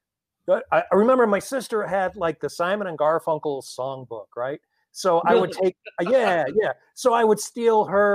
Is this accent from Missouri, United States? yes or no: yes; Webster Groves, Missouri, United States; I'm from Webster Groves, Missouri, which is like a suburb of St. Louis.